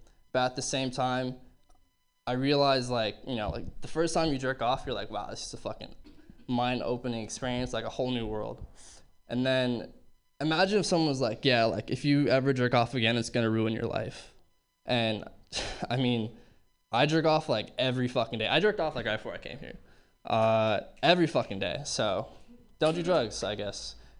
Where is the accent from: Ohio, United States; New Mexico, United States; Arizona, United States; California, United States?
California, United States; Berkeley; Looking back, I realized, you know, growing up in Berkeley in the 70s, totally fucking did drugs, like absolutely fucking lying.